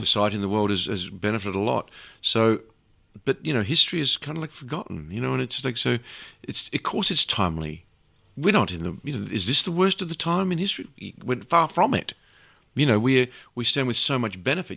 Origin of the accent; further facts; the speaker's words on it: Australia; as an Australian